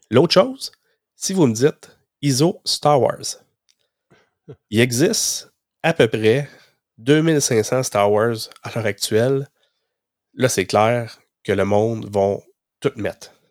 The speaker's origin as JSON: {"language": "French", "town": "Gatineau", "region": "Quebec", "country": "Canada", "said": "moi, je viens de Gatineau, ben, je descends au Mi, puis on se connaît dans nos régions"}